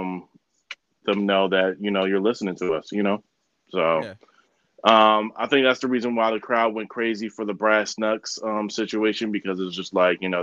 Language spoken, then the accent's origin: English; New Jersey, United States; my home state